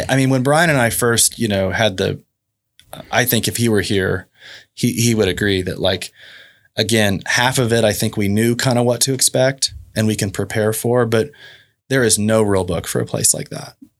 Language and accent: English; Oklahoma City, Oklahoma, United States; moved away; also born or lived in Dallas; come back home to Oklahoma City and started to fall in love with my hometown again